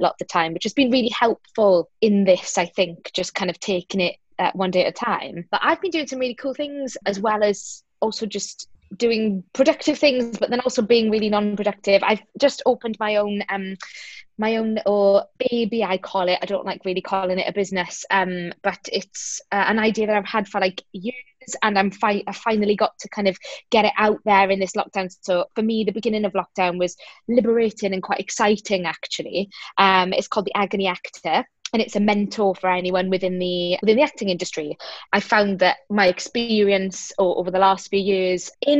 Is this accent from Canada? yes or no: no; South Wales, United Kingdom; I'm from South Wales. My parents are Greek, so I'm Greek-Welsh